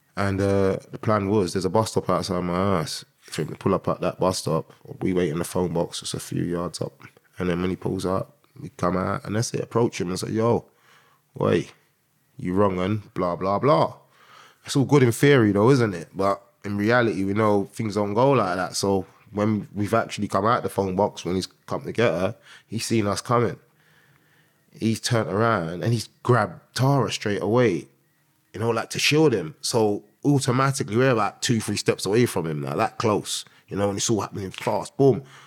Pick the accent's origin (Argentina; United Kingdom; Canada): United Kingdom; London; I grew up in North London, um, with Green to start off with, um, Tottenham, uh, for the middle part, and then Finsbury Park